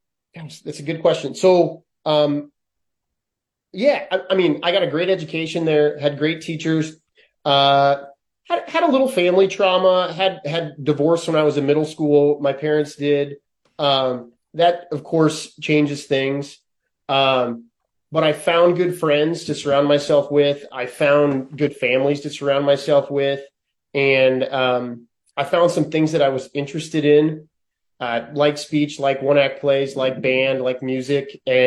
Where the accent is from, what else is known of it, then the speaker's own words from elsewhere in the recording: Minden, Nebraska, United States; moved away as an adult; also born or lived in Los Angeles; now in Lincoln, United States; But I had a good childhood, man. I enjoyed growing up in Minden.